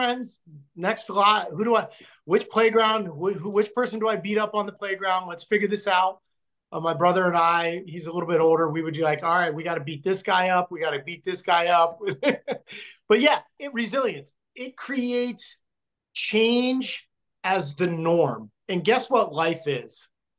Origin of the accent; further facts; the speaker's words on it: Logan, Utah, United States; born there; I was born in Logan, Utah, when my dad was stationed there after Vietnam as a recruiter.